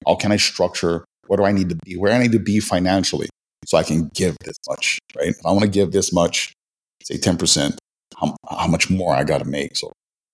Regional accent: Waianae, Hawaii, United States; originally from the west side of Oahu, which is Waianae, which is mostly known for being the lower income

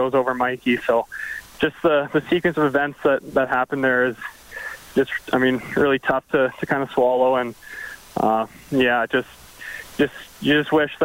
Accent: Canada; growing up in Kalahoo

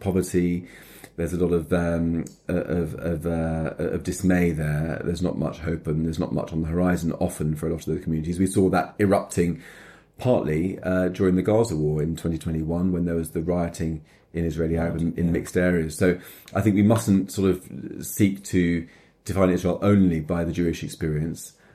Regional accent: London, United Kingdom; I grew up in London, going to school in Stamford Hill

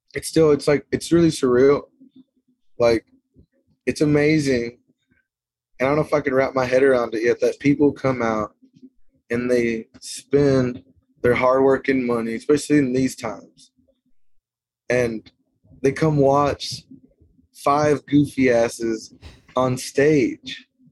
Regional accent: Lipan, Texas, United States; also born or lived in Stephenville, Texas; I'm from a town called Lipan, Texas. It's a little bitty town

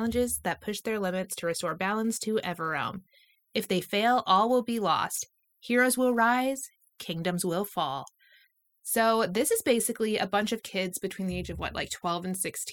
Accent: Napa, California, United States; I was born and raised in Napa.

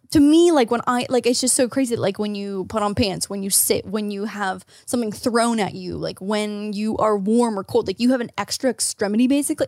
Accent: Ontario, Canada; As an Ontarian

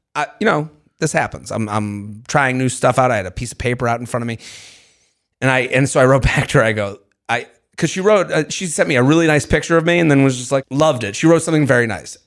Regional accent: Syosset, New York, United States; I'm from Syosset.

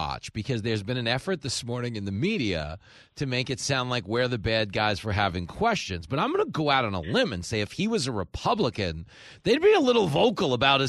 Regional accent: New York, United States; I grew up in New York.

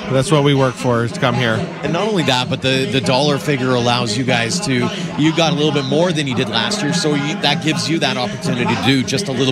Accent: Watson, Saskatchewan, Canada; now in Chauvin, Canada; out in the heart of Saskatchewan. Yeah, right that's my hometown, and we moved out to Chauvin, Alberta.

